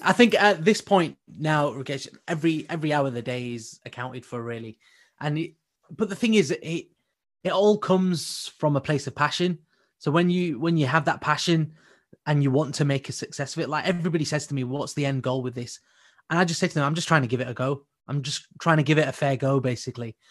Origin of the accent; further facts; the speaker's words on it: United Kingdom; our community as British Asians